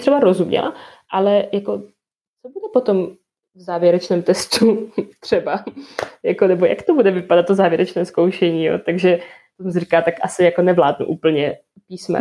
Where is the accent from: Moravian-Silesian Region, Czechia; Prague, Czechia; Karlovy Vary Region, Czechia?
Moravian-Silesian Region, Czechia; near Ostrava; also born or lived in Gdańsk, Poland; jsem jako kousek od Ostravy bydlím